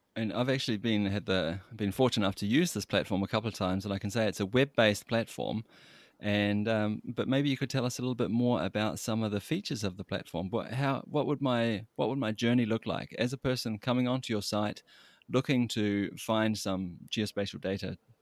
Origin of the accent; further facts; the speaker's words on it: New Zealand; moved away; I'm from New Zealand, as you might have guessed from my accent